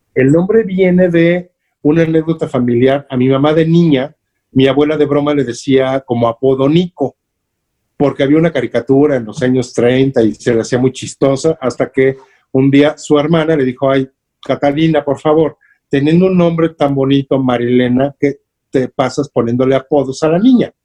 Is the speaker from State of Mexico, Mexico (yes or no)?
yes; State of Mexico, Mexico; also born or lived in Clavería, Mexico City; yo nací en Clavería, pero siendo bebé prácticamente, mis papás se fueron a vivir al Estado de México